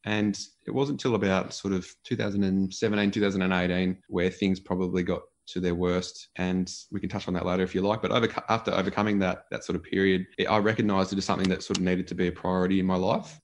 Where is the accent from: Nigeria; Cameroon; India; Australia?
Australia; Gisborne, Victoria; a beautiful part of the world to sort of grow up